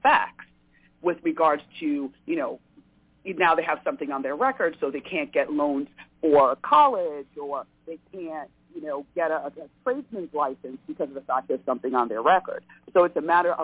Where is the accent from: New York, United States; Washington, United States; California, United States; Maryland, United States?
New York, United States; I grew up in New York